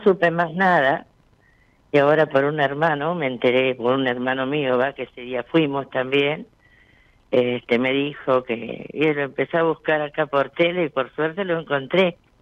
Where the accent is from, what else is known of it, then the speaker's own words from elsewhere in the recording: Bolívar, Buenos Aires Province, Argentina; De Bolívar.